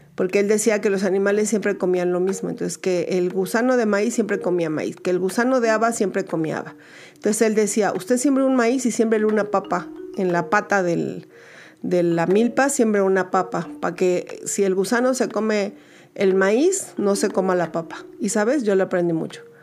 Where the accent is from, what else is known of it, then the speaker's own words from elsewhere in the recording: Mexico; en Ciudad de México, en mi país México